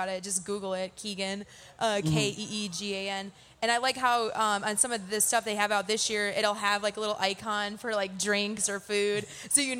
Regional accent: Midwest, United States; I'm from the Midwest

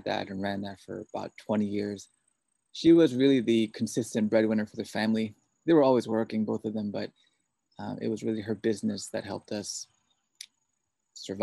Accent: New York City, New York, United States; also born or lived in Korea / Massachusetts; I was born and raised in Queens, New York City.

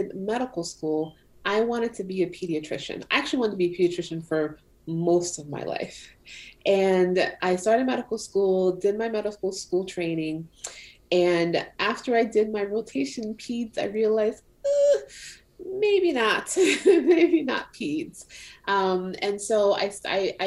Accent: Pine Hills, Florida, United States; also born or lived in Haiti / North Carolina / New York; I grew up in Florida. I grew up in an area called Pine Hills in Florida

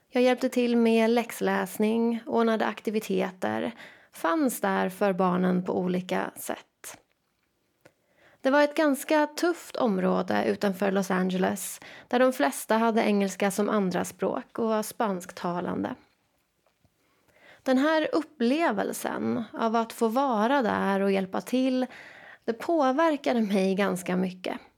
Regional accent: Jönköping, Jönköping County, Sweden; Jag är född och uppvuxen i Jönköping.

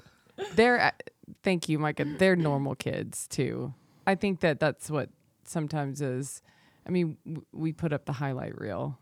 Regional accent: the South, United States; I'm from the South

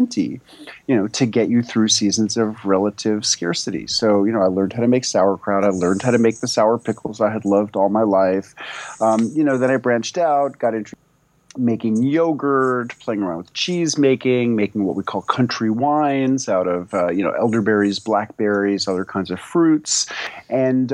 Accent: New York City, New York, United States; moved away as an adult; also born or lived in rural Tennessee; now in Tennessee, United States; as a kid growing up in New York City

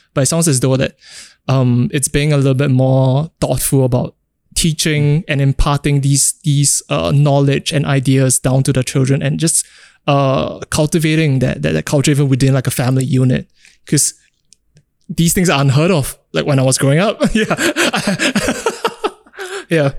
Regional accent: Singapore; growing up in Singapore

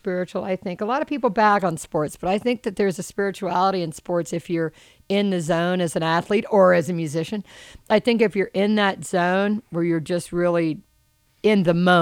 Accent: Charleston, South Carolina, United States; moved away; I grew up middle class on an island called James Island

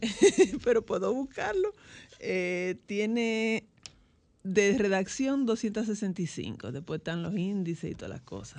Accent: Santo Domingo, Distrito Nacional, Dominican Republic; yo nací aquí en, Santo Domingo, eh, me crié en Santo Domingo

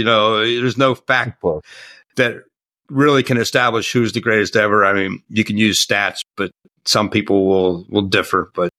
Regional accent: Pittsburgh, Pennsylvania, United States; moved away as an adult; I was born and raised in Pittsburgh. So for those who don't know that, I've lived there from the time I was born in 59 till I left in 84.

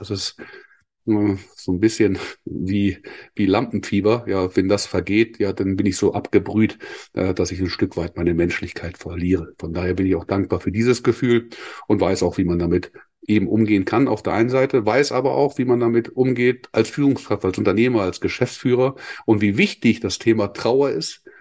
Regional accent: Schleswig, Schleswig-Holstein, Germany; bin ich als Norddeutscher in äh, Schleswig geboren

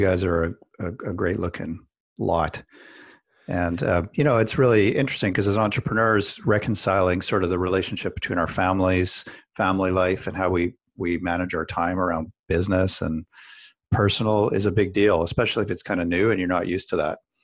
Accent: Canada; I'm Canadian as well

